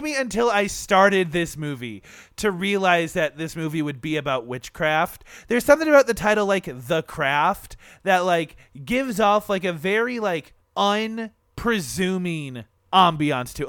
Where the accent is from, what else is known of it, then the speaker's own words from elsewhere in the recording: Michigan, United States; we're from Michigan and anywhere in Michigan, you know, there's a pier nearby